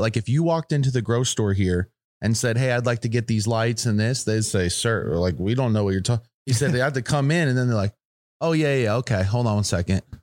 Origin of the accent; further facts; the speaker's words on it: United States; I'm from the United States